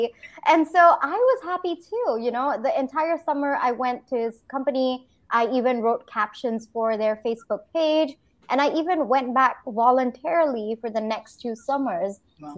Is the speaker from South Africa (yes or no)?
no; Singapore; also born or lived in India; now in United States; So from India, I grew up in Singapore, did my engineering in India, and then I did my MBA in the US.